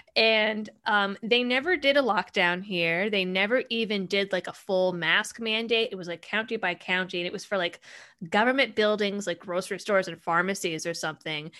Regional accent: Massachusetts, United States; growing up in Massachusetts, I was, I was a, I was a hardcore leftist.

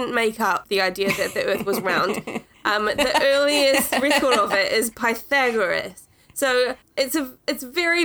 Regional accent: New Zealand; moved away; I'm from New Zealand.

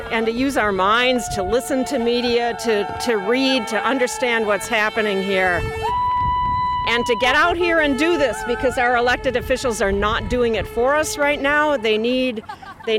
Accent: Wisconsin, United States; I was born in Wisconsin, I've been here for 64 years, and the state that I live

